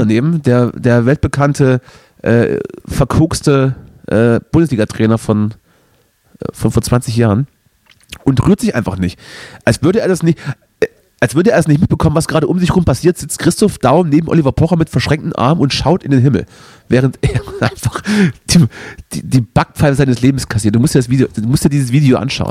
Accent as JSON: {"language": "German", "area": "the East", "region": "East Germany", "country": "Germany", "said": "bei uns im Osten"}